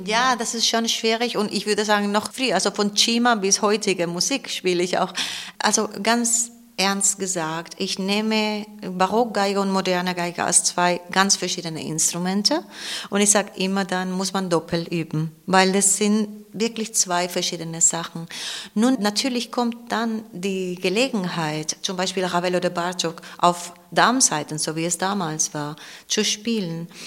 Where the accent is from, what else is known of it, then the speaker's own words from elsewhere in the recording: Cartagena, Region of Murcia, Spain; German is a second language; also born or lived in Ibiza; now in Weimar, Germany; ich bin nicht da aufgewachsen, sondern im Festland, in Cartagena, das ist im Südosten Spaniens, am Meer